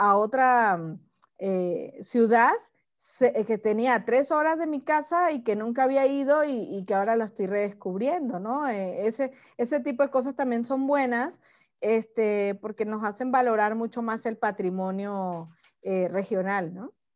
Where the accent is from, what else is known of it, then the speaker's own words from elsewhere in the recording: Venezuela; moved away as an adult; now in Mexico; yo soy venezolana, pero desde hace 10 años que vivo en México